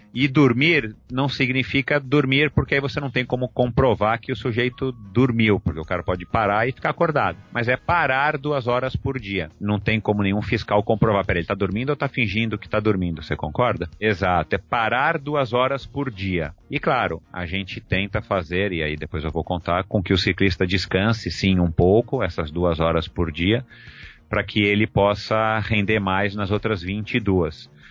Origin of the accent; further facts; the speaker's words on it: Brazil; nós que somos brasileiros